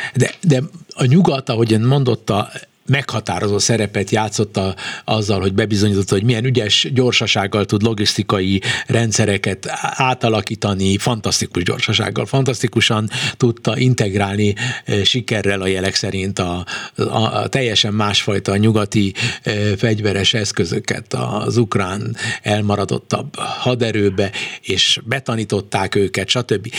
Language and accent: Hungarian; Hungary; mi ketten egy nyelven beszélünk, magyarok vagyunk